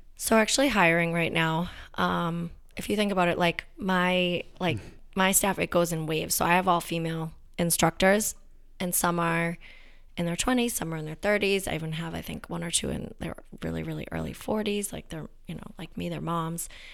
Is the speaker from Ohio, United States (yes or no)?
no; Danvers, Massachusetts, United States; I'm from Danvers. My dad still lives there.